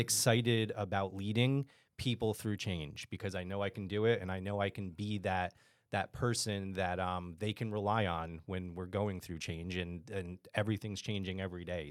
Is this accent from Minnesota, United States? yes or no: no; Texas, United States; we're from Texas